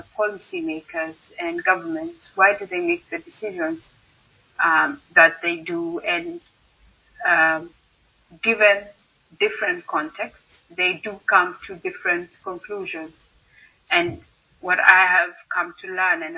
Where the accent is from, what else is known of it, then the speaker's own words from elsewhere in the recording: Kenya; moved away as an adult; now in Netherlands; I'm Kenyan. So I did my bachelor's in Kenya in chemistry